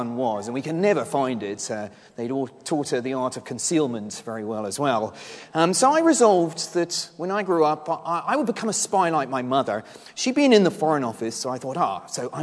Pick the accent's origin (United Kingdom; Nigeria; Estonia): United Kingdom; Henley-on-Thames, South East England; I grew up in Henley-on-Thames, here in Oxfordshire